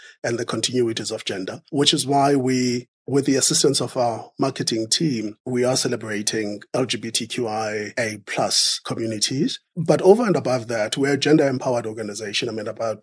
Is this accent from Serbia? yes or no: no; South Africa; I am a South African